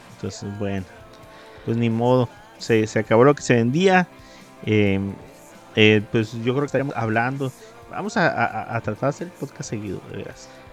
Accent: Mexico

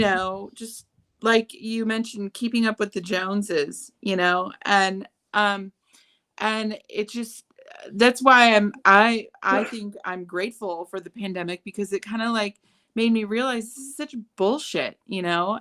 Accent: Chicago, Illinois, United States; moved away as an adult; now in California, United States; I grew up in Chicago, and it's a totally different culture there

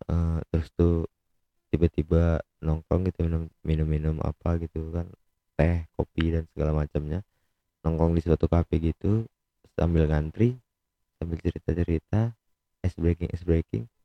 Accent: Medan, North Sumatra, Indonesia; mungkin karena aku orang Medan ya jadi nggak lucu-lucunya gitu

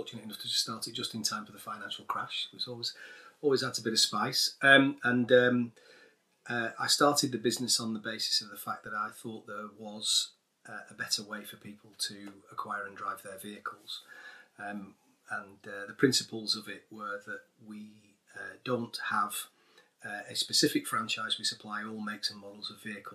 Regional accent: Manchester, North West England, United Kingdom; I grew up in North Manchester.

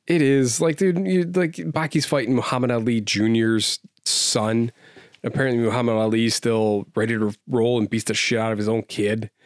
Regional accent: United States; I love being an American.

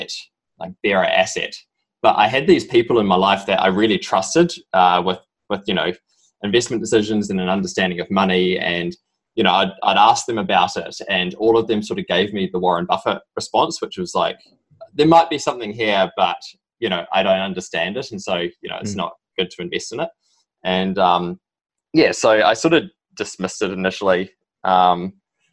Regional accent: New Zealand; moved away as an adult; also born or lived in Sydney, Australia; now in United States; you can tell probably from my strong accent, I'm originally from New Zealand.

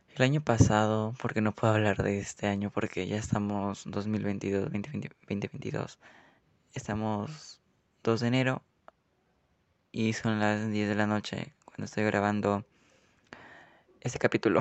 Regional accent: Peru; en mi país, en Perú

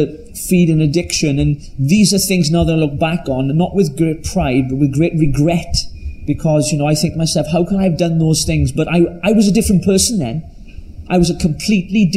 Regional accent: Llanelli, Wales, United Kingdom; I was brought up in, as you can tell from my accent, from very deep South Wales in a place called Llanelli

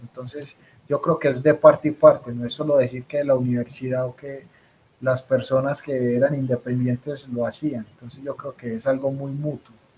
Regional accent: Colombia; nosotros como colombianos

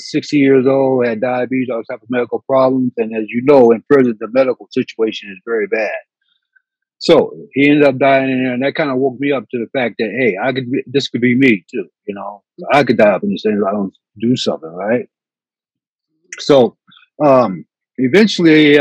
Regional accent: Indiana, United States; also born or lived in California; now in San Francisco, United States; I'm from Indiana. I have no family out here

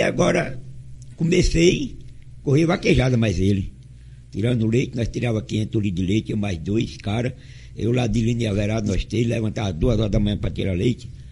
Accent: Riachão do Dantas, Sergipe, Brazil; Eu sou natural de, da fazenda Maratá de Riachão do Dantas

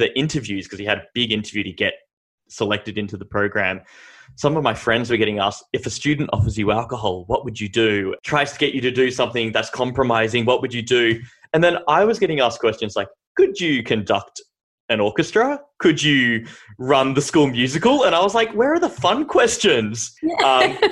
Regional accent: Sydney, New South Wales, Australia; I was born in Sydney, born and bred, child of the late 80s

